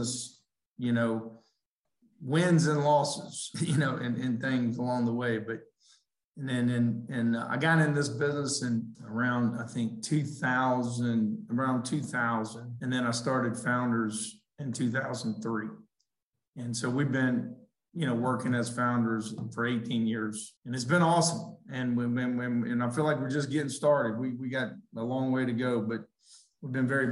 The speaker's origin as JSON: {"language": "English", "town": "Lafayette", "region": "Louisiana", "country": "United States", "tie": "born or raised there", "moved": "yes", "lives_now": "Birmingham, United States", "said": "I grew up in South Louisiana, had great parents, great family, kind of grew up in that, you know, down there"}